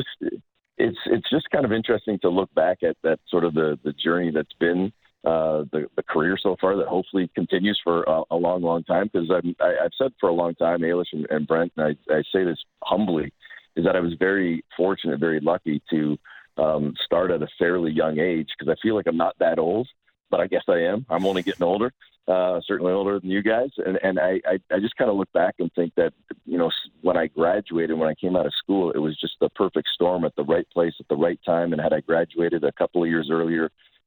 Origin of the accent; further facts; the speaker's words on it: Canada; I'm a weird Canadian that grew up with a passion for baseball and basketball, even more so than hockey